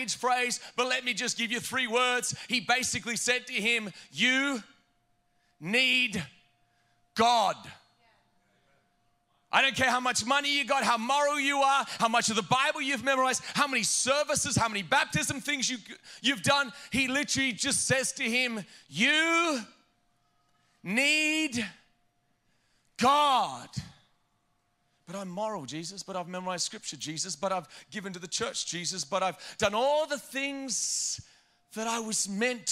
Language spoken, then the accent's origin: English; Australia; moved away as an adult; now in New Jersey, United States; I'm from Australia